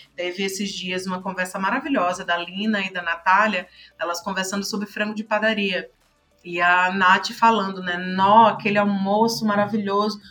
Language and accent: Portuguese; Pernambuco, Brazil; also born or lived in Fortaleza / Brasília; now in São Paulo, Brazil; sou pernambucana, já morei em Fortaleza, já morei em Brasília, agora estou em São Paulo